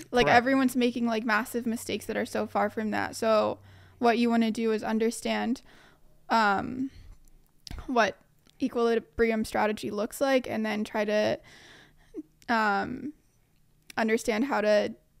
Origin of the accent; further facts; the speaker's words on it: New York, United States; moved away as an adult; now in Australia; New York.